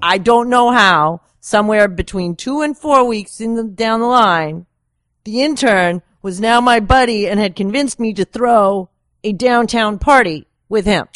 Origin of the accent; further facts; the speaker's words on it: Woodstock, New York, United States; I'm really from Woodstock